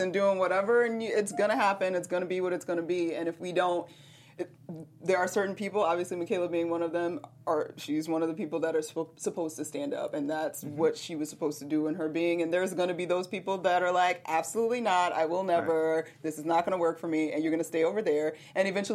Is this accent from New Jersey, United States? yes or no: no; Georgia, United States; now in Los Angeles, United States; I grew up in Georgia